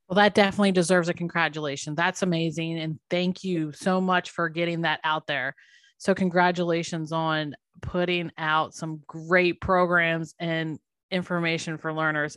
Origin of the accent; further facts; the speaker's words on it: United States; accent: very American; my very American accent